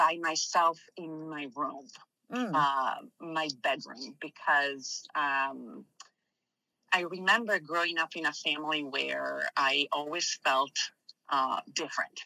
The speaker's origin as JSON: {"language": "English", "town": "Milan", "region": "Lombardy", "country": "Italy", "tie": "born or raised there", "also_born_or_lived": "Missouri", "moved": "as an adult", "said": "Growing up in Milan was very interesting compared to the rest of the places that I've visited."}